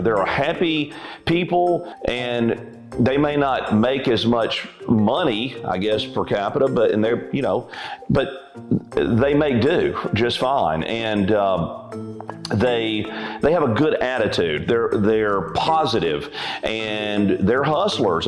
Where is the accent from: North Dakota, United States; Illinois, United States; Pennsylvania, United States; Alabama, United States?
Alabama, United States; also born or lived in Florida / Chicago; I'm from Alabama and have basically lived in Alabama most of my life.